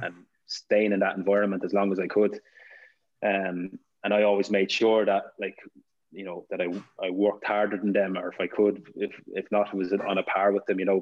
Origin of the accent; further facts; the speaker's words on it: Ireland; being Irish